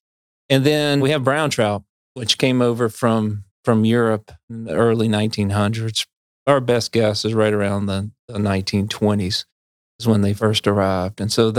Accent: North Carolina, United States; Well, so I grew up in Piedmont in North Carolina, and I fished for bluehead chubs with a cane pole.

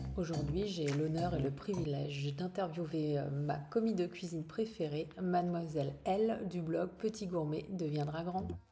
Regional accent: Alsace, Grand Est, France; on est originaire d'Alsace

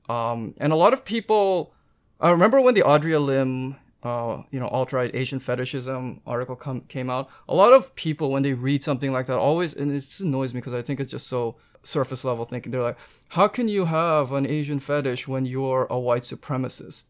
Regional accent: Canada; I'm Canadian

